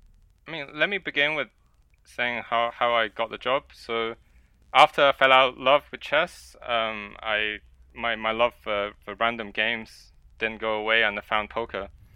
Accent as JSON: {"language": "English", "country": "China", "tie": "born there", "second_language": "English", "said": "I was born in China, and I was playing various board games, and I just so happened to enjoy chess the most"}